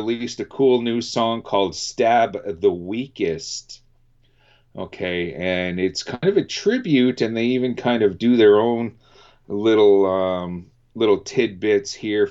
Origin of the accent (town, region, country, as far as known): Canada